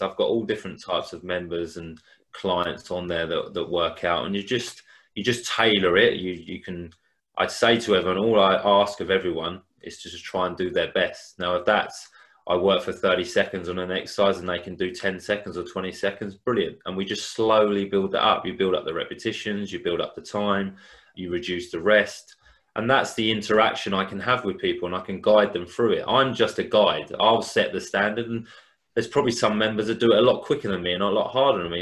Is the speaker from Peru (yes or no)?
no; Hastings, South East England, United Kingdom; I'm from Hastings